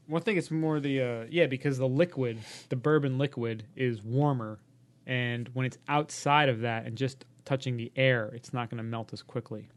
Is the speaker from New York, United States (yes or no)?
yes; New York City, New York, United States; I'm from Hollis, Queens, and not from Mount Vernon.